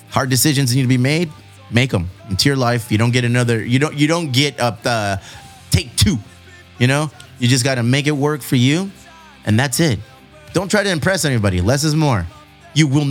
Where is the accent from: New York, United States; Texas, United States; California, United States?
California, United States; Chula Vista; people from Chula Vista, Southern California, we have accents that are very distinguishable